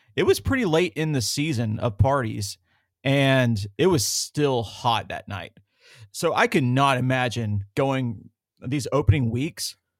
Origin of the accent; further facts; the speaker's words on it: the South, United States; growing up in the South